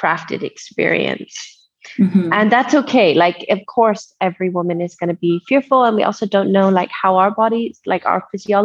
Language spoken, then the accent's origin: English; Nairobi, Kenya; I'm originally half German, half French, but I grew up in Nairobi. And I've lived here my whole life.